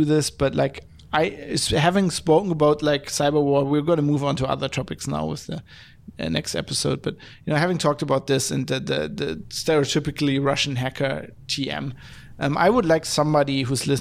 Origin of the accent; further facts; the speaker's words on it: Germany; accent: German; English is a second language; as a German